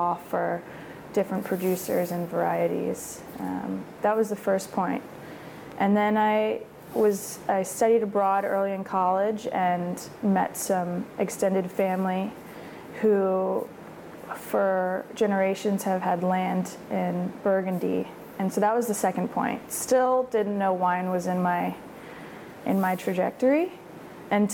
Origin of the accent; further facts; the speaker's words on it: New Orleans, Louisiana, United States; moved away as an adult; also born or lived in California; now in Oregon, United States; I was born and raised in New Orleans